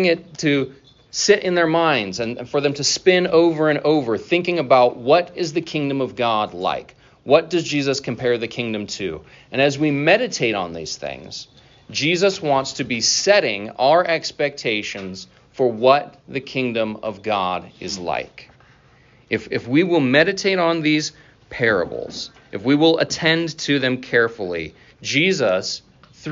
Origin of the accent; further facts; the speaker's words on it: North Idaho, United States; now in Iowa, United States; growing up in North Idaho, where we had all clay soil